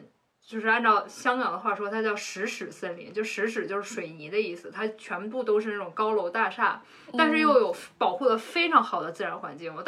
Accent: Beijing, China; moved away as an adult; also born or lived in Hong Kong; 在我长到二十四岁之前，我一直都生活在北京。

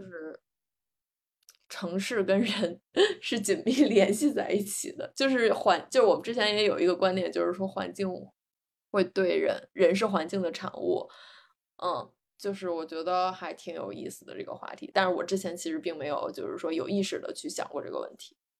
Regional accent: northern China, China; moved away as an adult; also born or lived in Beijing / Singapore / New York; now in San Francisco Bay Area, United States; 我还是一个北方长大的孩子，习惯，嗯，有春夏秋冬四季

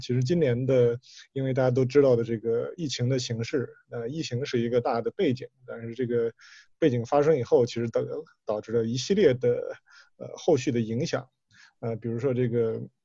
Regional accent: China; 我们中国人

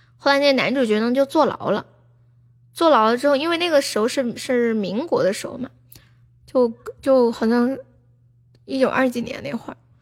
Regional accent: Sichuan, China; 我是四川人

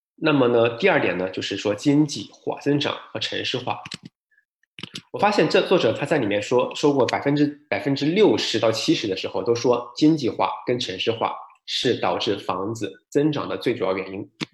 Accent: Shenzhen, Guangdong, China; now in Vancouver, Canada; 我深圳人嘛

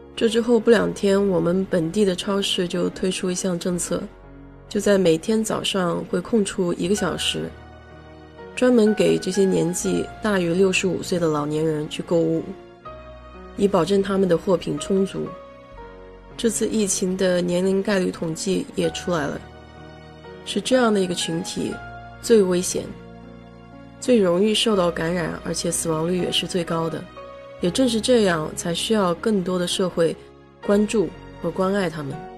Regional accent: China; 我们中国人一向传承的奉献精神

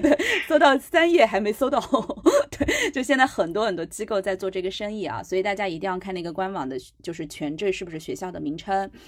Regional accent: China; 我们中国人

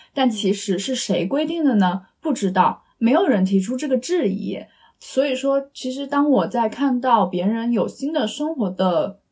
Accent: eastern China, China; moved away; 我们两个是来自就是东部城市嘛

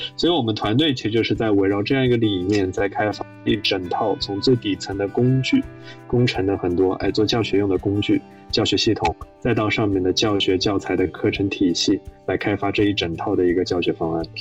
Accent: Shanghai, China; moved away as an adult; also born or lived in Princeton, United States; 我是上海人，我在上海读公校长大的

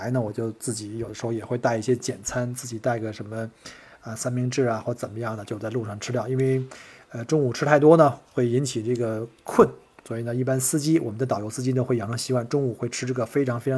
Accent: Beijing, China; 当然不能跟这个国内呀，像我从北京来，像北京什么簋街那种各种口味啊、风格呀。

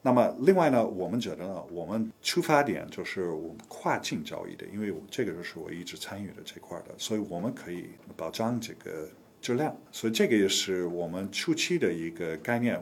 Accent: United States; Chinese is a second language; moved away as an adult; also born or lived in Taiwan / Los Angeles / Hong Kong; now in China; 我本人也是美国人，我是美国出生长大的，呃，我是七七年到七九年，我在台湾待了两年时间，学会中文

